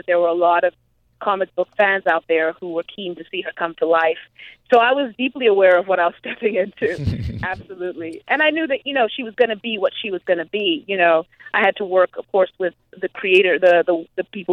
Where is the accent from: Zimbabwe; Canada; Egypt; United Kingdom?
Zimbabwe; also born or lived in Grinnell, Iowa; now in United States; I grew up in Zimbabwe